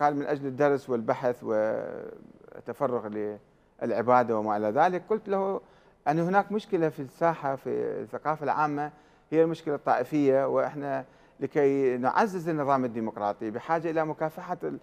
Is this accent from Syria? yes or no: no; Iraq; احنا عراقيين